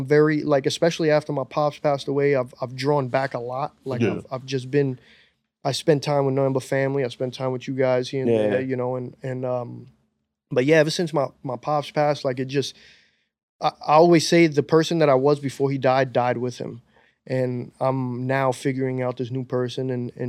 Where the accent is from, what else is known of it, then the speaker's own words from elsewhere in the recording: New York City, New York, United States; As a New Yorker, as a dude that grew up listening to hip hop